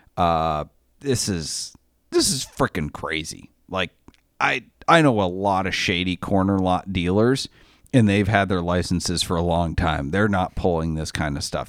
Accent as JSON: {"language": "English", "region": "Maine", "country": "United States", "tie": "born or raised there", "moved": "yes", "said": "I grew up in Maine"}